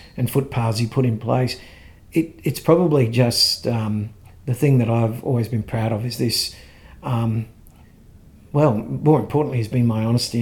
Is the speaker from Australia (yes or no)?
yes; Ipswich, Queensland, Australia; I grew up here in Ipswich, attended school here